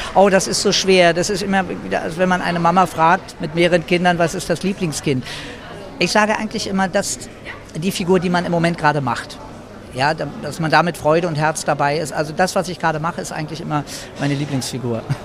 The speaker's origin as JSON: {"language": "German", "region": "Berlin", "country": "Germany", "tie": "born or raised there", "also_born_or_lived": "Madrid, Spain", "said": "Mein Papa war Spanier und ich bin in Madrid geboren worden, bin dann aber als Baby, als Kind nach Deutschland, nach Berlin gekommen"}